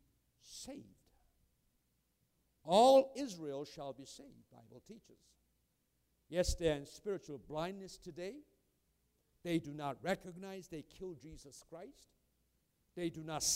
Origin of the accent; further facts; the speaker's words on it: South Korea; now in United States; I'm a Korean by birth. And I'm American by choice.